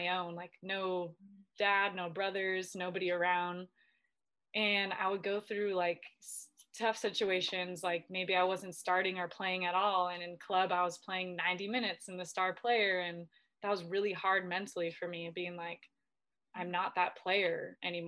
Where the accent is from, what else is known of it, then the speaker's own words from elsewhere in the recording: Southern California, United States; moved away as an adult; also born or lived in Spain / Sweden; now in Washington, United States; I'm from Southern California, born and raised